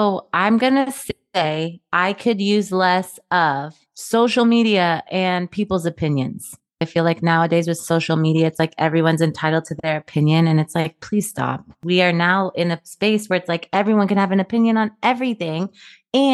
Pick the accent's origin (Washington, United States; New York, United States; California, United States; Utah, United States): Washington, United States; Kirkland; now in Los Angeles, United States; I grew up outside of Seattle. So like a suburb of Seattle called Kirkland.